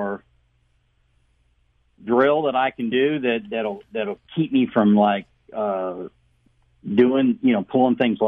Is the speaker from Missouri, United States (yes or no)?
yes; Elsberry, Missouri, United States; now in Innsbrook, United States; I grew up in Ellsbury. My dad was a realtor up there.